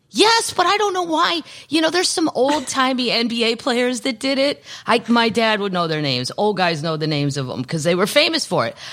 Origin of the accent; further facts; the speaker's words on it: Missouri, United States; also born or lived in Los Angeles; now in Nashville, United States; I'm from Missouri